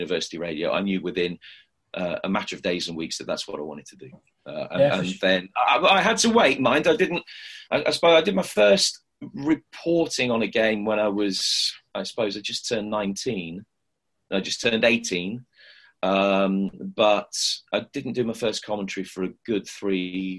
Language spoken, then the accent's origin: English; Midlands, United Kingdom; I'd listened to a lot of radio when I was growing up in the Midlands